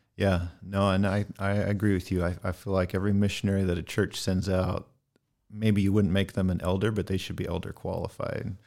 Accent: Northern California, United States; moved away as an adult; also born or lived in Middle East; born and raised in Northern California in the foothills of the Sierra in the Gold Country

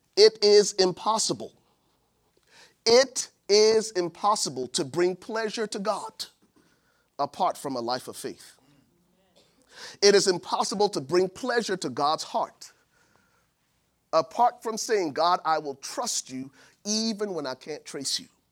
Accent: Buchanan, Grand Bassa County, Liberia; now in United States; my hometown in Buchanan, Liberia

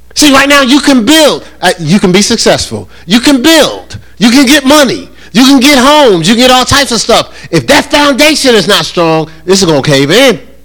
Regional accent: New Jersey, United States; now in North Carolina, United States; I am from New Jersey

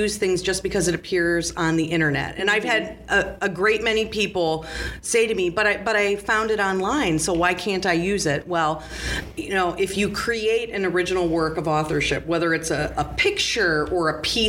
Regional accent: right outside Gary, Indiana, United States; I grew up right outside Gary, Indiana.

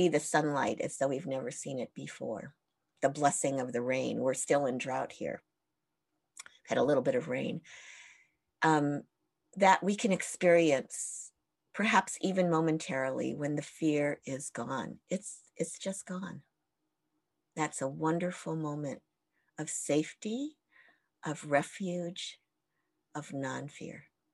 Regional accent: United States; being Japanese American

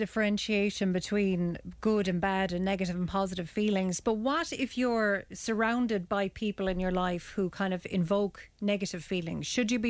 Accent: Ireland; as Irish people

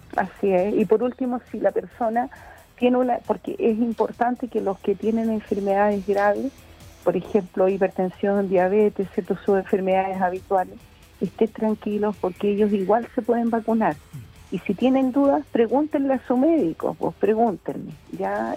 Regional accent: Chile

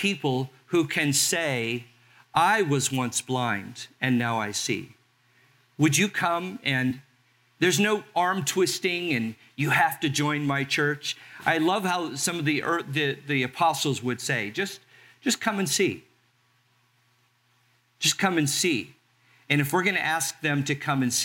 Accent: Los Angeles, California, United States; also born or lived in Carson, California; now in Albany, United States; growing up in Los Angeles, about 20, 30 minutes from my house was Sunset Strip, Hollywood.

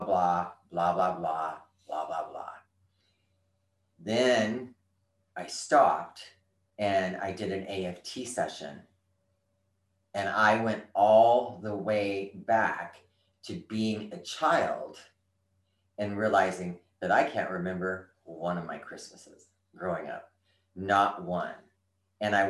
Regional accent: California, United States; also born or lived in Pacific Northwest; now in Texas, United States; I'm from California

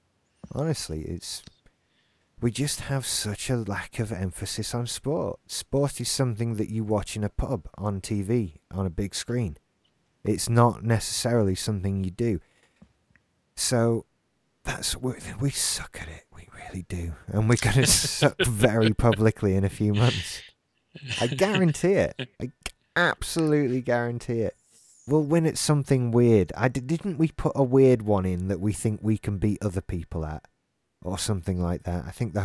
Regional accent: Scotland, United Kingdom; I'm Scottish. No, you're British! I'm Scottish.

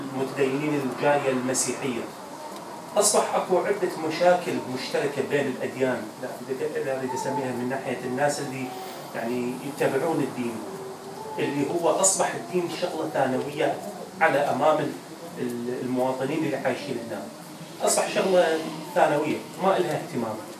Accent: Iraq; moved away; إحنا كعراقيين

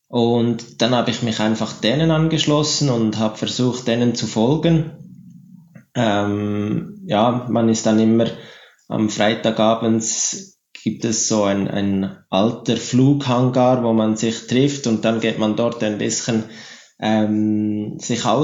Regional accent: Frutigen, Bern, Switzerland; Frutigen, da wo ich aufgewachsen bin, hat man nach der Flugschule einen ziemlich guten Anschluss mit dem, mit dem lokalen Club.

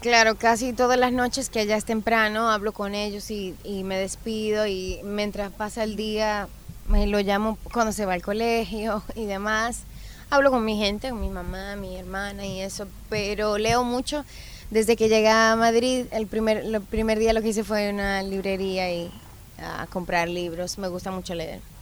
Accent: Dominican Republic; mi isla

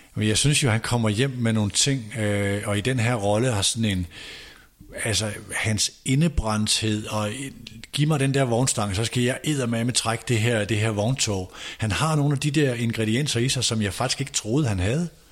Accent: North Jutland, North Denmark Region, Denmark; som nordjyde

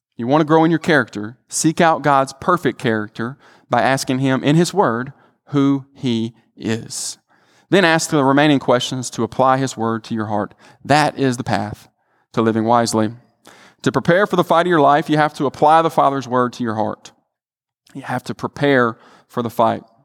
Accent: the Delta, Mississippi, United States; I'm from the Delta

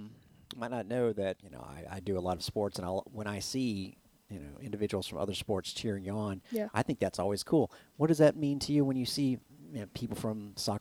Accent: Kentucky, United States; because I'm from Kentucky

